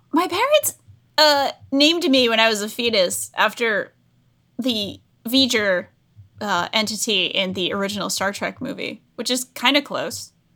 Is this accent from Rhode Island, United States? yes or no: yes; Rhode Island, United States; I'm from Rhode Island.